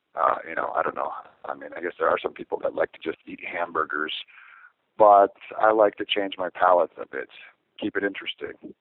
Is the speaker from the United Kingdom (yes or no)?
yes; near Stonehenge, South West England, United Kingdom; I was born near Stonehenge in, in, in England